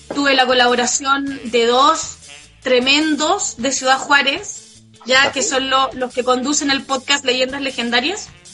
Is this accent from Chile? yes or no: yes; Chile; yo como representante chilena